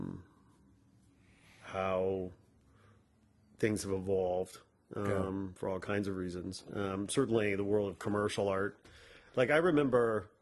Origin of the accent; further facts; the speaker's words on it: outside Chicago, Illinois, United States; Growing up outside Chicago, Chicago being a big blues and jazz city